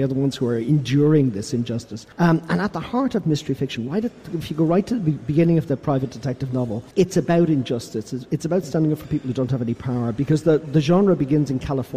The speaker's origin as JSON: {"language": "English", "country": "Ireland", "said": "I come from Ireland."}